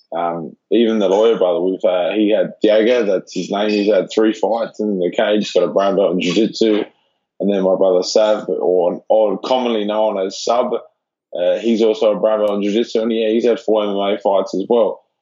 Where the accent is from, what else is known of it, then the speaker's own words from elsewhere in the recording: Adelaide, South Australia, Australia; moved away as an adult; I'm a kid from Adelaide